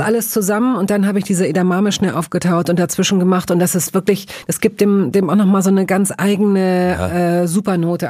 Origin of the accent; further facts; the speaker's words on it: western Germany, Germany; da, wo ich groß geworden bin, nämlich im Westen Deutschlands